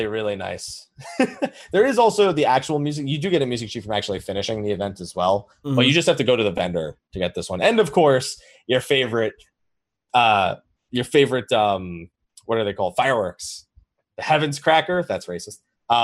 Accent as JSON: {"language": "English", "country": "United States", "said": "because we're American"}